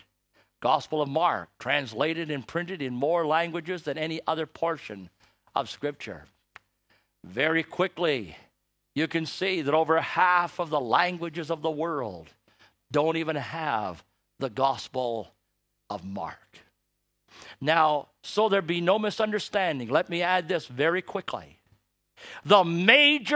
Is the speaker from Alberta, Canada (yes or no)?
no; Toronto, Ontario, Canada; I was born in Canada